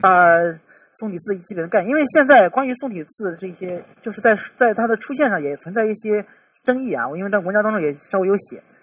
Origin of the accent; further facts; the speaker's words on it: China; 对于我们中国人本身，可能这么来去沟通的时候都有问题